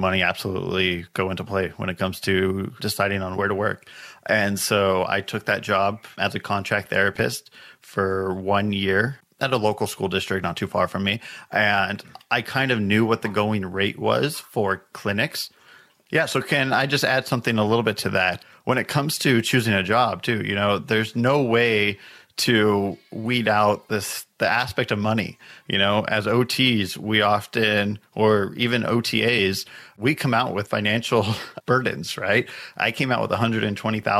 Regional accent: Southern California, United States; I grew up in Southern California, about 30 minutes east of Los Angeles.

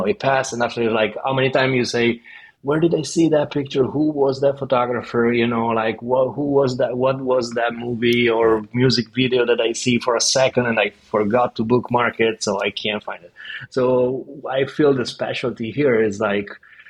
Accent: Verona, Veneto, Italy; also born or lived in New York; now in Copenhagen, Denmark; I'm from Verona.

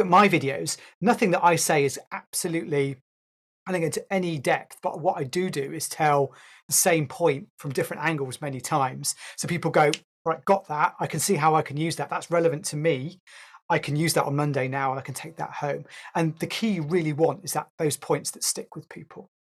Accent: United Kingdom; I'm a Brit

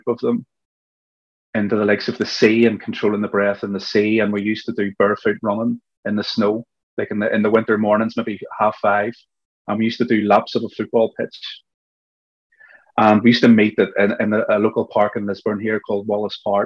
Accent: Belfast, Northern Ireland, United Kingdom; what I was experiencing growing up in Belfast

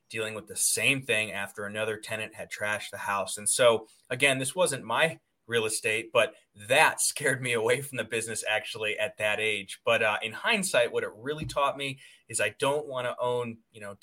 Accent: Medina, Ohio, United States; I was in Medina, Ohio, Valley City, that area. Yep. Nice. So grew up in a very stereotypical sort of conservative lower middle class family

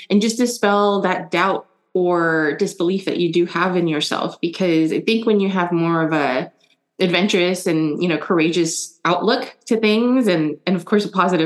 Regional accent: San Francisco, California, United States; first language German; English is a second language; also born or lived in Germany / Indonesia; when I moved here to the US, San Francisco, I was 6 and I didn't know any English

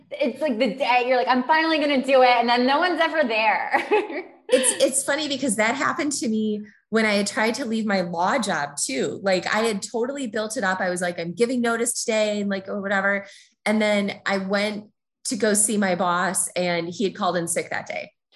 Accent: Minnesota, United States; moved away as an adult; also born or lived in Chicago; I was born and raised in Minnesota.

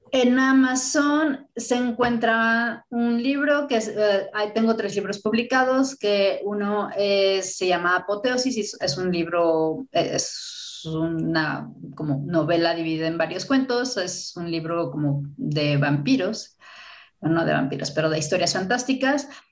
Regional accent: Mexico; como mexicana

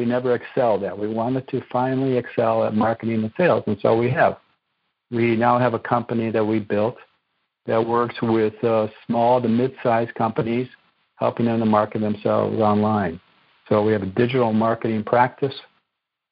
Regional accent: Chicago, Illinois, United States; moved away as an adult; also born or lived in East Coast; I grew up on the west side of Chicago many years ago, and still an Illinois boy

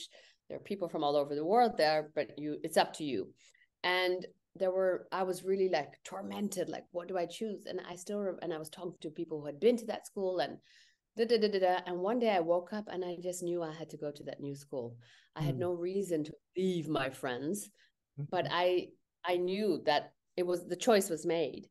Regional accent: India; I'm Indian

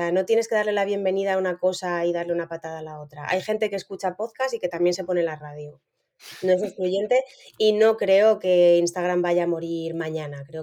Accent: Spain; O sea, yo soy española y estoy feliz viviendo en España. Y tengo mucho arraigo ahí de familia y amigos

